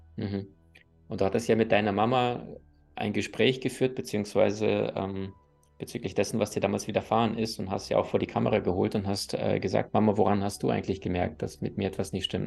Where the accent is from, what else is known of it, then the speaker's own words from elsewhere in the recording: Crimea, Ukraine; moved away; Ich bin auf der Halbinsel Krim aufgewachsen